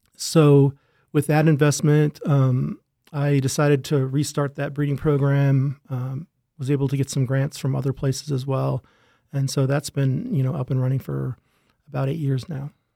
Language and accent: English; Rochester, Minnesota, United States; also born or lived in Wisconsin; I grew up in Rochester, Minnesota, not too far from here.